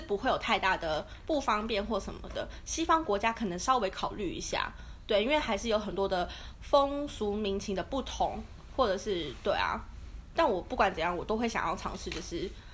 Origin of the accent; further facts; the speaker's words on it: Taiwan; 如果在台湾小时候在国内旅行的话